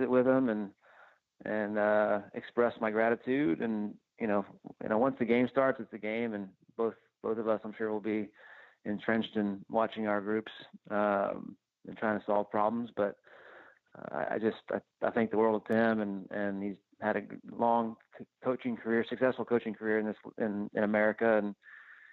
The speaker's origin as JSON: {"language": "English", "town": "Houston", "region": "Texas", "country": "United States", "said": "I'm from the Houston area"}